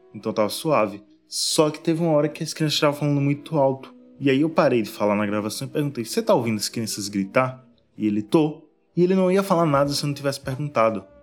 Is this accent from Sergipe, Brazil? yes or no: yes; Aracaju, Sergipe, Brazil; eu sou da Aracaju